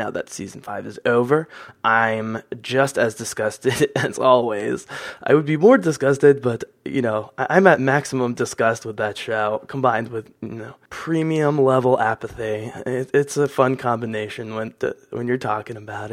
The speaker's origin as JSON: {"language": "English", "region": "Pennsylvania", "country": "United States", "said": "I'm from Pennsylvania"}